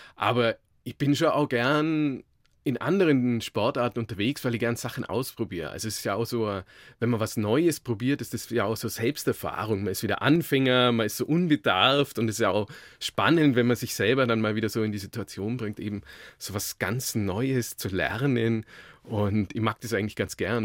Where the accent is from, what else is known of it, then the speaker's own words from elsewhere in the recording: Augsburg, Bavaria, Germany; ich bin gebürtig aus Augsburg